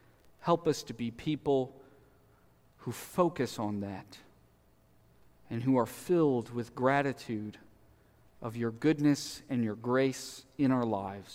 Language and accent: English; Southeast Missouri, United States; I grew up in Southeast Missouri. I love Southeast Missouri.